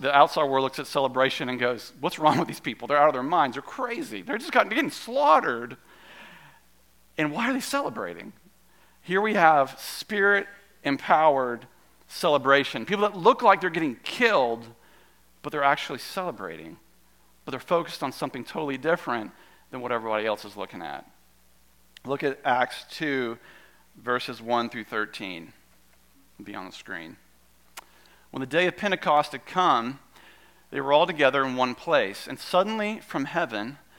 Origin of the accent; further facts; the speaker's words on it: Goldsboro, North Carolina, United States; I grew up in Goldsboro. That's like 30 minutes from Kinston